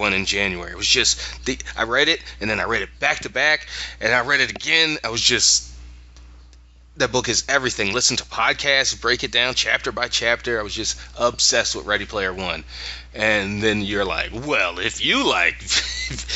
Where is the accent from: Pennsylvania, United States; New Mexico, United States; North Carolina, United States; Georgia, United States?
Pennsylvania, United States; Philadelphia; we're from Philly